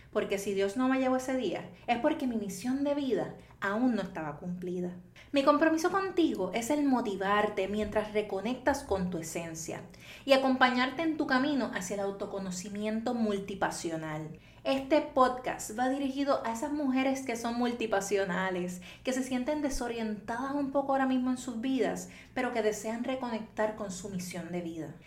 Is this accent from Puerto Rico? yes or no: yes; Toa Baja, Puerto Rico; Soy natural de Toa Baja, Puerto Rico